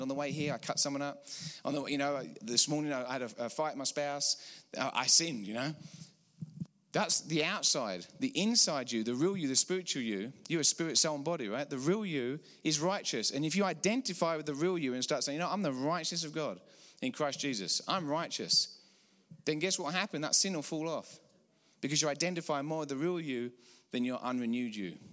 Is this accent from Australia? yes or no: no; England, United Kingdom; accent: English; moved away as an adult; now in Colorado, United States; I'm from about six thousand miles out east in England, praise the Lord. We moved here fifteen years ago.